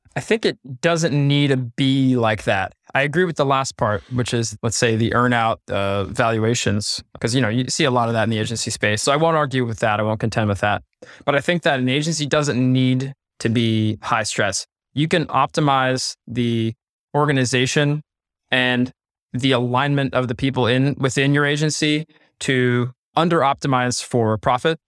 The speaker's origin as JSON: {"language": "English", "region": "Pennsylvania", "country": "United States", "said": "we're both from Pennsylvania. We know about hunting deer"}